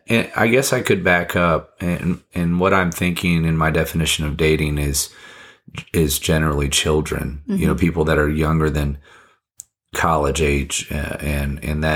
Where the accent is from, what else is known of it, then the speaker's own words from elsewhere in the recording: Fiji; now in United States; I wasn't interested in, I don't know what the Americans, and I came from Fiji, so mm-hmm. I wasn't very American at the time